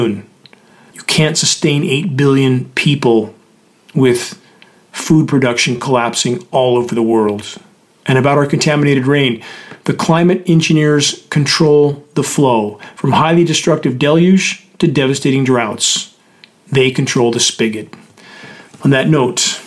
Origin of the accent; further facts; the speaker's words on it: Southern California, United States; when I grew up in Southern California